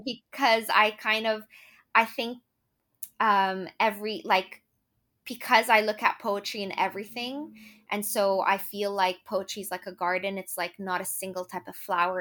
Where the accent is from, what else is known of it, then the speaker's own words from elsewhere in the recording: Lebanon; moved away as an adult; now in Ireland; I'm from Lebanon, but I moved to Ireland to actually go to med school